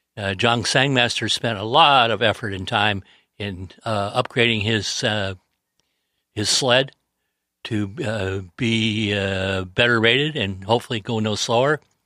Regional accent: San Diego, California, United States; I grew up in the San Diego Yacht Club area where Lowell was the king

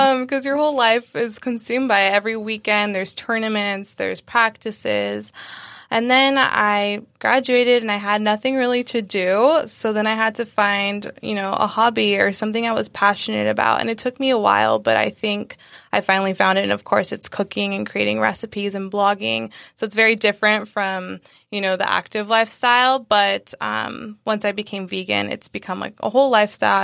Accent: San Diego, California, United States; also born or lived in Sacramento; I'm from San Diego. Um, we, I was born here, born and raised

